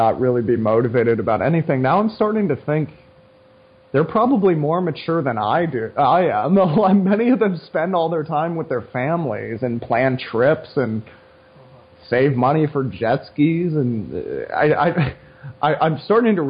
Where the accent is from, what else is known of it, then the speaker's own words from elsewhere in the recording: United States; I love being an American